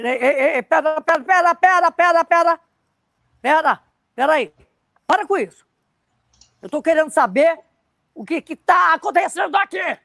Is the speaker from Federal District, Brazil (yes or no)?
no; Rio de Janeiro, Brazil; Eu fui criada em Ipanema, no Raviscão de Pirajá